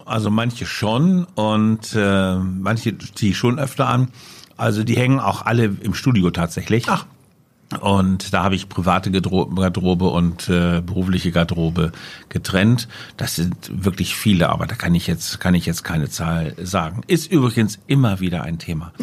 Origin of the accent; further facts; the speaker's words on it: Letter, Lower Saxony, Germany; also born or lived in Hanover; Geboren 1963 äh, in Letter, das ist ein kleiner Vorort von Hannover, da wo die Leine so einen Bogen um den Ort herum macht, äh, da liegt Letter und da bin ich zur Welt gekommen.